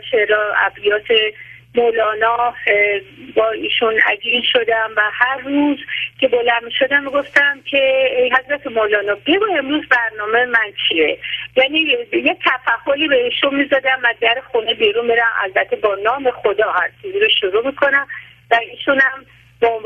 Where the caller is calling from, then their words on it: Tehran, Tehran Province, Iran; من از تهران هستم